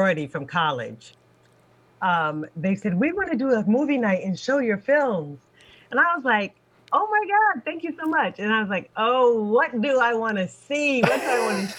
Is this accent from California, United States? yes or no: no; Washington, District of Columbia, United States; also born or lived in Ann Arbor, Michigan; I'm from Washington, D.C. is where I grew up.